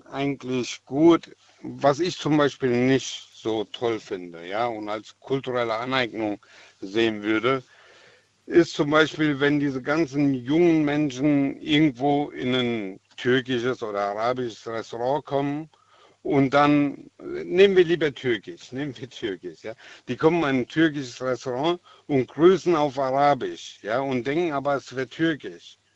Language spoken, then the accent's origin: German; Germany; born there; Meine Eltern wurden hier als Gastarbeiter eingeladen in Deutschland. Ich bin in Deutschland geboren.